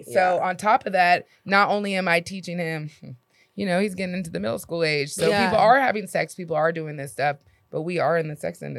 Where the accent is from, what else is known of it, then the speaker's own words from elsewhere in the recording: Duval County, Florida, United States; I'm from Florida.